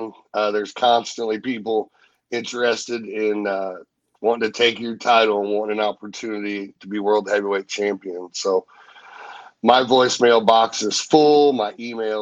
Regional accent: St. Louis, Missouri, United States; I grew up, I was born in St. Louis. I started my career in St. Louis

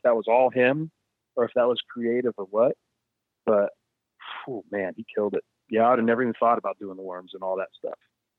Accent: California, United States; also born or lived in Phoenix / Atlanta; I mean, I grew up in Southern California, in Phoenix, then Atlanta, you know what I mean? So I was always in the heat, always, always, always.

